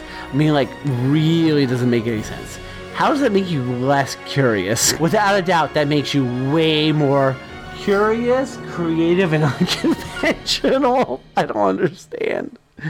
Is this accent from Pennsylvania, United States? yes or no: yes; Easton, Pennsylvania, United States; Okay, so we're from Easton. We're at the country fair. And they have a lot of country fairs in, like, Bucks County, Berks County, Lehigh County.